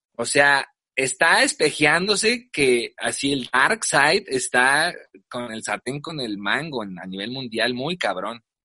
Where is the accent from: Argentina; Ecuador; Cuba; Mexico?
Mexico; nuestra propia sociedad inmediata como la mexicana